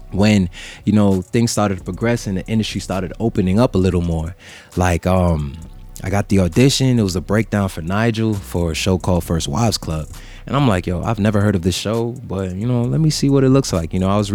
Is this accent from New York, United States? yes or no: yes; New York, United States; I'm not originally from Jamaica. {S6} Right. {S12} Like, I'm from New York. But, you know, growing up in a household, like, all you heard was Patois all the time.